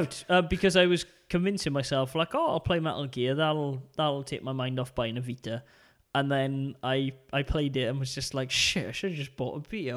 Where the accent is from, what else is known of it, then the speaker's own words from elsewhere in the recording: Port Talbot, Wales, United Kingdom; my hometown of Port Talbot.